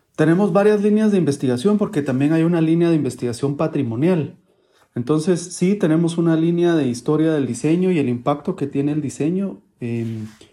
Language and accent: Spanish; Guatemala City, Guatemala Department, Guatemala; also born or lived in Buenos Aires, Argentina; de la ciudad de Guatemala